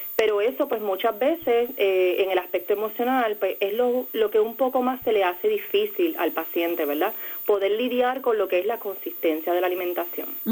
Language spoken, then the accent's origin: Spanish; Peñuelas, Puerto Rico; yo soy naturalmente de Ponce, en el pueblo de Peñuela